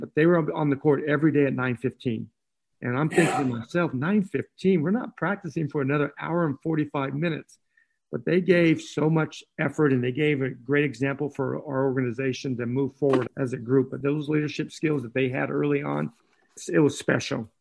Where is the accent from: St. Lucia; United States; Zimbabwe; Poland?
United States; Northern California; I grew up in Northern California